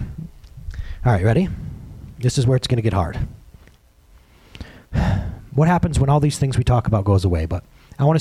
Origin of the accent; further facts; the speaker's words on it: United States; I'm an American.